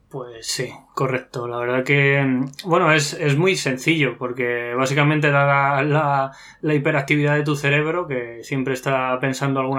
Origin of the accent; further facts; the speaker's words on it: Horcajada de la Torre, Castilla-La Mancha, Spain; mi pueblo está en Cuenca, que aprovecho para, nombrarlo, que es Horcajada de la Torre